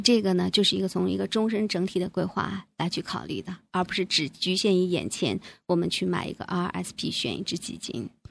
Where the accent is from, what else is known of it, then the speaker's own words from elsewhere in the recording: China; now in Canada; 我们中国人